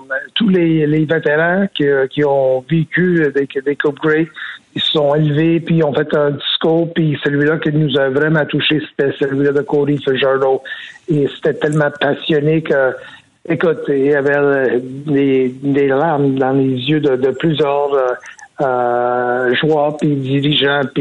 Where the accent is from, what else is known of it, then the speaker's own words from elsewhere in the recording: Montreal, Quebec, Canada; gagner un championnat dans ma ville natale